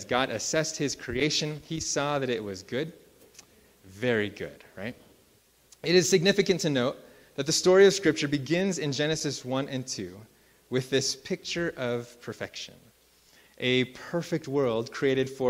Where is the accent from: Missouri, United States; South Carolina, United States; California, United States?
California, United States; Central Valley of; now in Colorado, United States; I grew up in the Central Valley of California